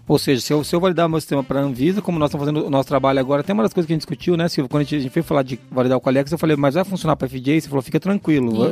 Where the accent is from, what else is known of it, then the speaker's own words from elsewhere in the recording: Foz do Iguaçu, Paraná, Brazil; accent: caipira; Eu sou de Foz do Iguaçu